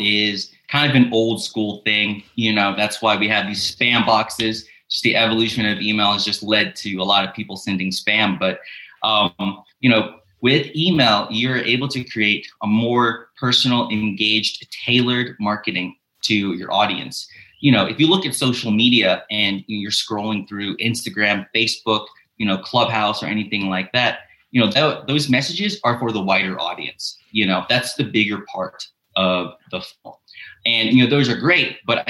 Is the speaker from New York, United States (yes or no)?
no; Memphis, Tennessee, United States; now in Budapest, Hungary; I'm originally from Memphis, Tennessee, but I currently live in Budapest, Hungary